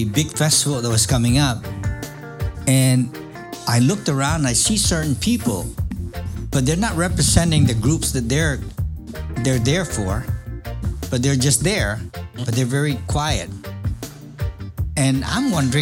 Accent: San Diego, California, United States; I'm from San Diego

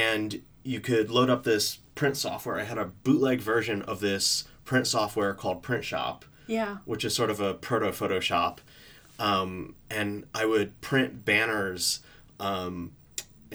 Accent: Middlebury, Connecticut, United States; moved away as an adult; also born or lived in New York / Providence / San Francisco; now in London, United Kingdom; I grew up in this small town outside of New York called Middlebury, Connecticut.

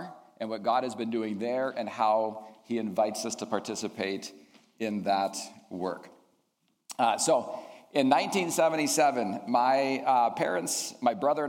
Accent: Indonesia; I grew up in Indonesia, and I'd like to share a little bit about that.

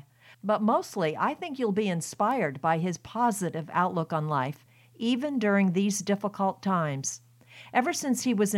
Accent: Maine, United States; I'd been traveling around my home state of Maine

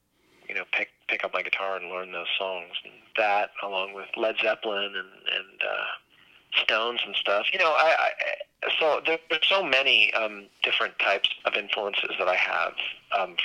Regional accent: New York City, New York, United States; moved away as an adult; also born or lived in Los Angeles; I'm originally from New York City.

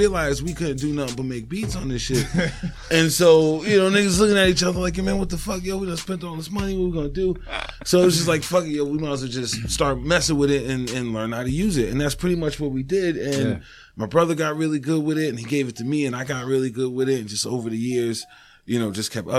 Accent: New York City, New York, United States; also born or lived in Poughkeepsie, New York; now in Massachusetts, United States; I'm originally from Harlem. I was born in Harlem. I lived in Harlem until I was about 15.

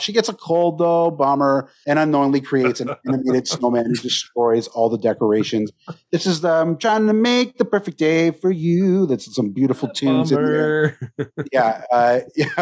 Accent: Canada; I'm Canadian, so I had my Thanksgiving last month.

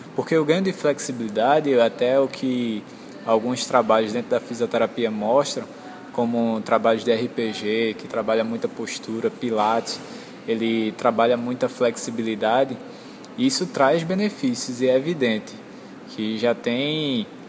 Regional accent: Recife, Pernambuco, Brazil; sou de Recife, formado pela UFPE

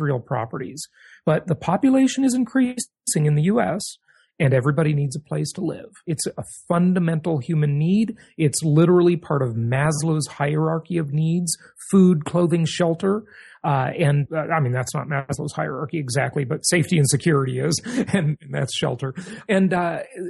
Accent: Los Angeles, California, United States; I grew up in Los Angeles, kind of poor, didn't have much money

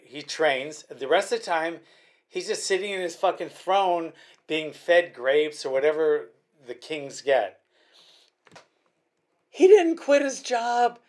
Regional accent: Hawaii, United States; my home state

